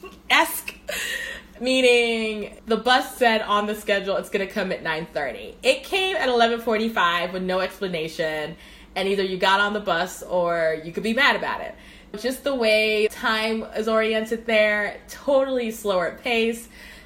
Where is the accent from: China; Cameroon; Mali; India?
Cameroon; And those are the things that reminded me of growing up in Cameroon, to be honest.